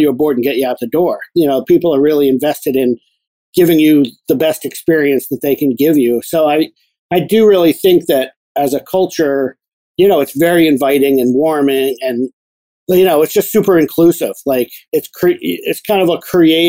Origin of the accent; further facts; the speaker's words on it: New Jersey, United States; moved away; I grew up down in New Jersey